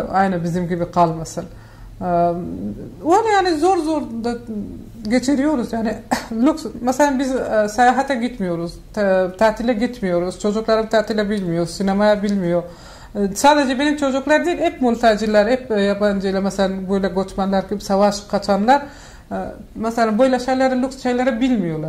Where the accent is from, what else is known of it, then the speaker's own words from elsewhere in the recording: Afghanistan; Turkish is a second language; moved away as an adult; now in Turkey; ben Afganistan'da büyüdüm